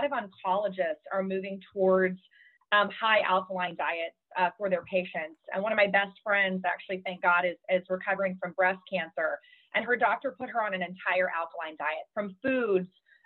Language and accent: English; Arkansas, United States; also born or lived in Southern California; now in California, United States; I grew up in Arkansas. I'm Southern. I'm always going to be Southern. Now I'm in Southern California